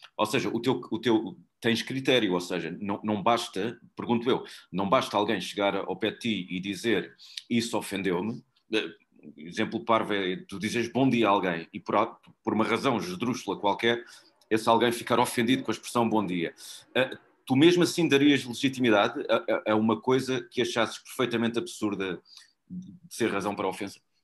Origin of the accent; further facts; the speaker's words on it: Portugal; E eu sou português